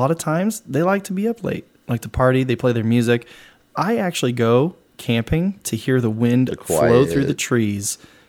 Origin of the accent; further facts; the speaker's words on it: Arizona, United States; I grew up in Arizona.